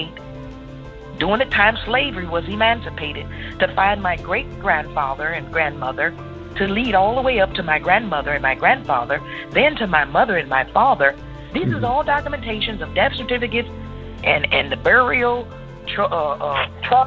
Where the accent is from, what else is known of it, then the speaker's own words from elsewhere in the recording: St. Louis, Missouri, United States; I was born in St. Louis, Missouri. I'm a native of Missouri. I'm a Missourian